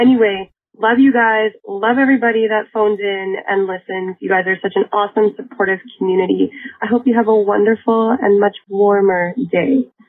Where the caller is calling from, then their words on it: Winnipeg, Manitoba, Canada; I'm calling from Winnipeg, Manitoba, Canada, where it is literally minus 23 degrees Celsius.